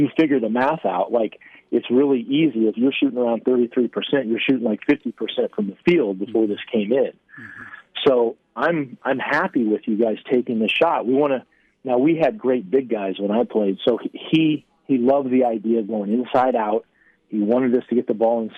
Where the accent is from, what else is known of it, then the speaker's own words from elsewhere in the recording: the Bay Area, California, United States; growing up in the Bay Area watching Oregon State.